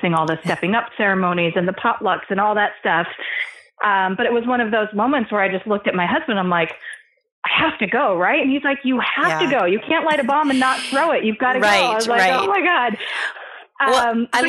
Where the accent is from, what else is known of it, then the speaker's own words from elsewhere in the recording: East Coast, United States; also born or lived in California; now in New York, United States; we're both from the East Coast originally